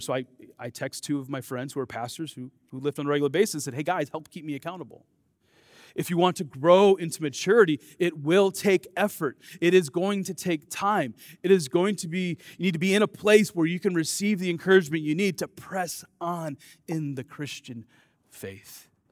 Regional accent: Dubuque, Iowa, United States; I grew up in Dubuque, Iowa

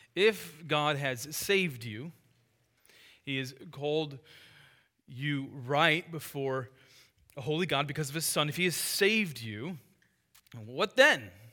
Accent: United States; the freedom we have as Americans

